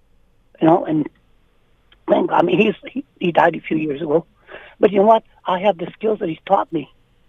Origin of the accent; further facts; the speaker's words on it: Canada; born there; I mean, I was born in Canada, okay?